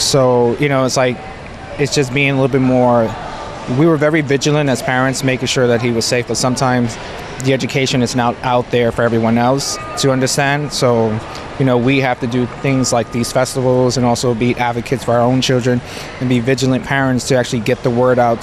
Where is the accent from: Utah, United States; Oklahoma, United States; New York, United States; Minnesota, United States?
New York, United States; New York City; now in Allentown, United States; I'm originally from New York City, but I currently live in um, Allentown, Pennsylvania